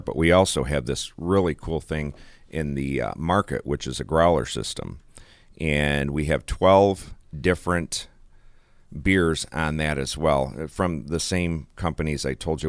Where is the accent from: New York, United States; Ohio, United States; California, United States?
New York, United States; Olean; I am from Olean